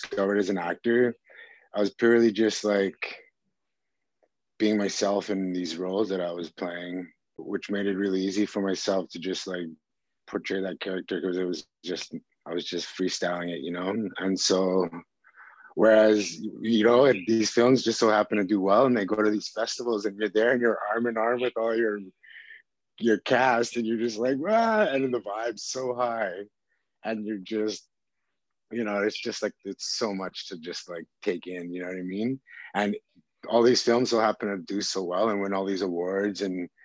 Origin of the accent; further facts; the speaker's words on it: Maskwacis, Alberta, Canada; I'm from Muscogee, Alberta, Samson Cree Nation